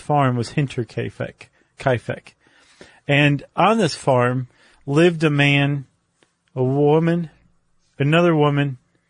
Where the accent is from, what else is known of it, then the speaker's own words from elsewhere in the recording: United States; I'm an American.